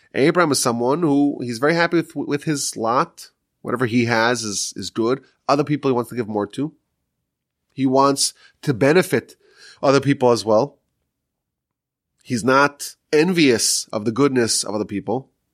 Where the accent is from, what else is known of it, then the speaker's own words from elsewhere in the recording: New York, United States; now in Texas, United States; I'm from New York still